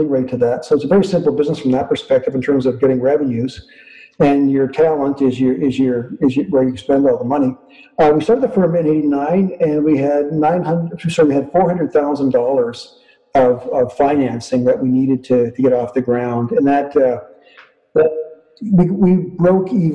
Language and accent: English; northern Manitoba, Canada; also born or lived in Winnipeg, Canada; I was born in Winnipeg and grew up in northern Manitoba.